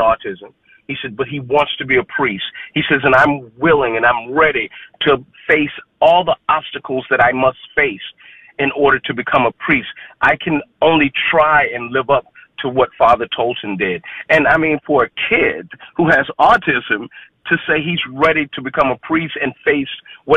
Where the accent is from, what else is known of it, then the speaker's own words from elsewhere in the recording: Dallas, Texas, United States; moved away; I was born and raised in Dallas